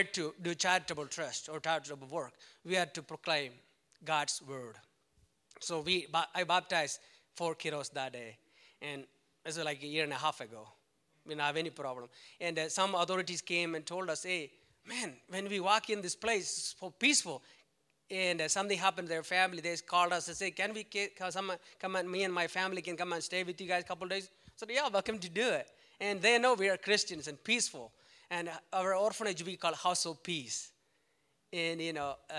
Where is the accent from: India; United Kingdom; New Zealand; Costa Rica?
India; it's easy for me to go back to India, do missions, because I'm from India. I'm an Indian citizen